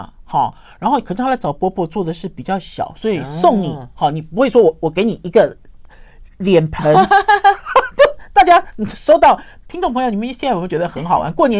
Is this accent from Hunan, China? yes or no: no; Shandong, China; 因为我们是山东人哦，山东人过年一定要枣馍馍